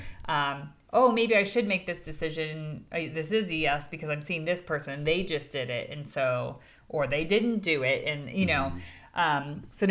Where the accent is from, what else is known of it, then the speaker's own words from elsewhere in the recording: United States; we're coming from the American perspective